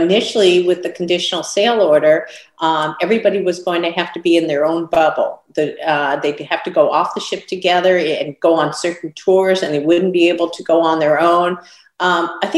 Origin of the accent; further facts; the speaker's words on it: California, United States; In California, a really difficult state, my home state where I was born and raised.